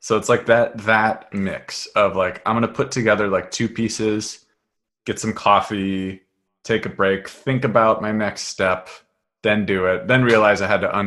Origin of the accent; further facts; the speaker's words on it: Seattle, Washington, United States; I'm from Seattle